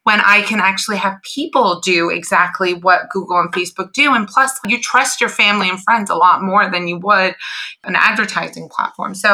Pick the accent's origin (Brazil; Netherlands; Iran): Iran; moved away; I was born in Iran